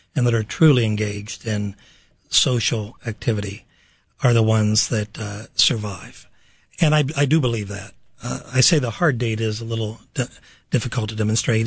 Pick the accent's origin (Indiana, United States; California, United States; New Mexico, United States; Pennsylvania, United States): Pennsylvania, United States; Pittsburgh; I'm from Pittsburgh, Pennsylvania